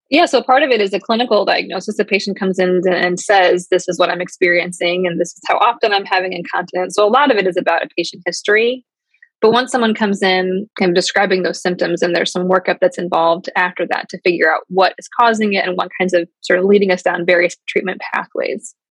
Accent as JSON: {"language": "English", "area": "outside of the Chicagoland area", "region": "Illinois", "country": "United States", "also_born_or_lived": "Ohio / Atlanta / Wisconsin", "moved": "as an adult", "lives_now": "Cleveland, United States", "said": "I'm mostly from the outside of the Chicagoland area"}